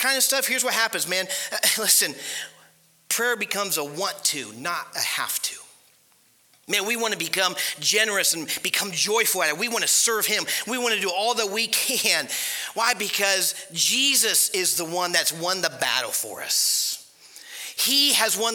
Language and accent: English; Ohio, United States; moved away as an adult; also born or lived in Panama City Beach, Florida; we grew up in Ohio, so we know how Ohio is